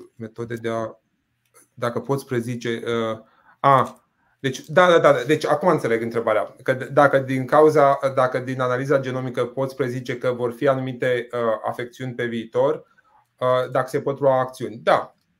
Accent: Botoșani, Botoșani County, Romania; moved away; Eu vin din Botoșani

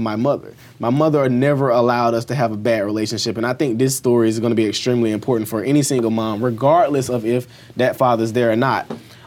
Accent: Albany, Georgia, United States; I grew up in Albany, Georgia

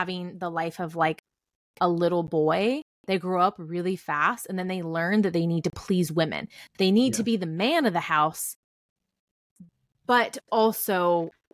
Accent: Northern California, United States; now in Texas, United States; I'm from Northern California

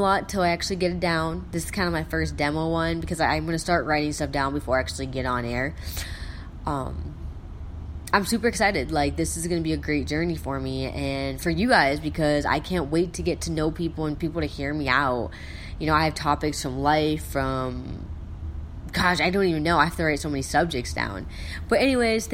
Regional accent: South Dakota, United States; I'm from South Dakota.

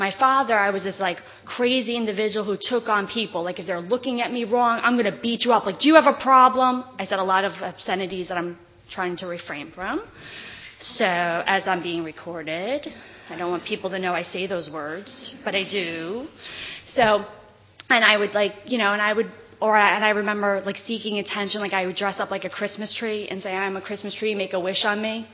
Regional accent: Whitehall, New York, United States; also born or lived in Queens, New York; my mom moved us to Whitehall, New York from Queens

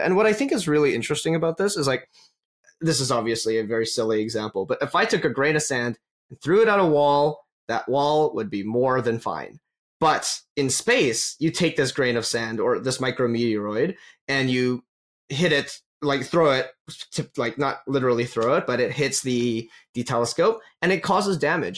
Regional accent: Calgary, Alberta, Canada; I'm from Calgary

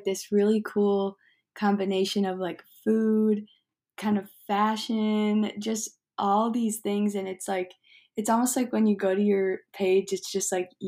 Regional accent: Wheaton, Illinois, United States; I actually grew up in Wheaton, Illinois

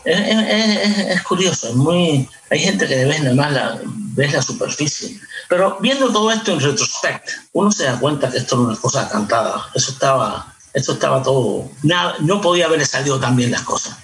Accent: Cuba; moved away as an adult; ya yo cuando me fui de Cuba tenía una vida en Cuba. No es que me fui de jovencito, fui ya 20 años

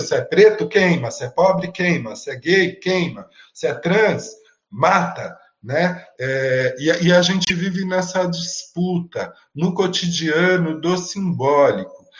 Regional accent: São Paulo, Brazil; Eu venho da periferia da Zona Sul de São Paulo

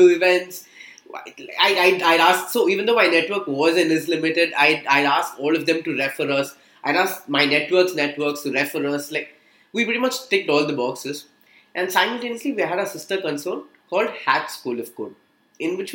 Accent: Chennai, Tamil Nadu, India; Born and brought up in Chennai, your typical Chennai boy

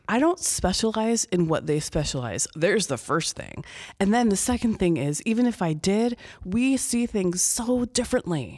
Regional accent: Chicago, Illinois, United States; moved away as an adult; also born or lived in Iowa / Bloomington, Illinois; I'm from the Chicago area originally

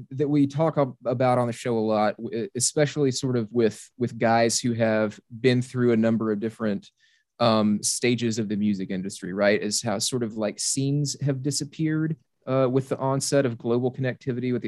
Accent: South Arkansas, United States; So like I'm from South Arkansas.

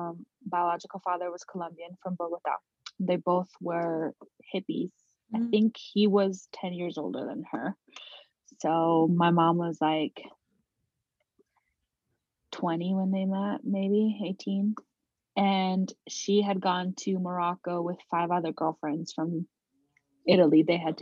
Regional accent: Kathmandu, Bagmati, Nepal; born there; So I was born in Kathmandu, Nepal.

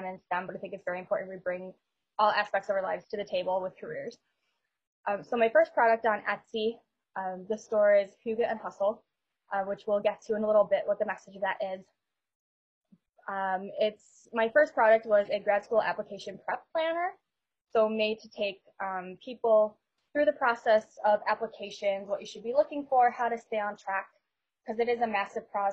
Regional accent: Buffalo, New York, United States; also born or lived in Rochester, New York; I'm from Buffalo, New York, born and raised

